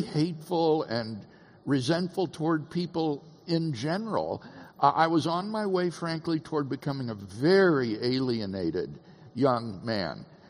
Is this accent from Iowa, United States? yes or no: yes; Keokuk, Iowa, United States; also born or lived in Peoria, Illinois; Peoria, Illinois, is where I was born, and then raised in a little town on the Mississippi River called Keokuk, Iowa